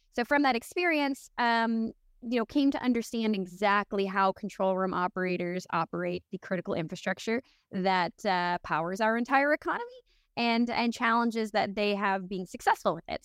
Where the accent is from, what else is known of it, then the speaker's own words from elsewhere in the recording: Newfoundland and Labrador, Canada; I'm originally from Newfoundland, Canada, so absolute middle of nowhere